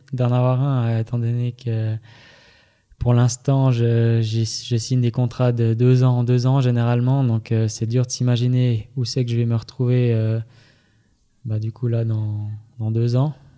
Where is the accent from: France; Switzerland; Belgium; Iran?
Switzerland; Fribourg; je viens, je viens de Fribourg.